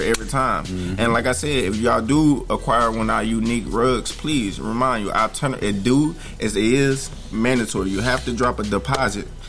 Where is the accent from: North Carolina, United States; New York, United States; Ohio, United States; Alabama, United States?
Alabama, United States; also born or lived in Memphis, Tennessee; I'm originally from Memphis, Tennessee. Um, I grew up in Alabama, so I'm a little cornbread fed